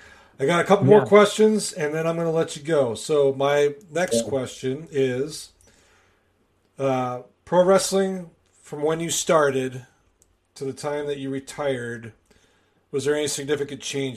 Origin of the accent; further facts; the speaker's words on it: Wisconsin, United States; also born or lived in Kansas City, Missouri; now in Springfield, United States; I'm from Wisconsin.